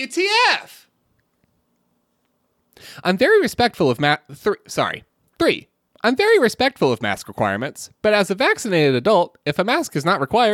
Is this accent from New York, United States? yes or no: no; California, United States; This was one of the top 5 most beautiful sunsets I have seen. And I'm from California.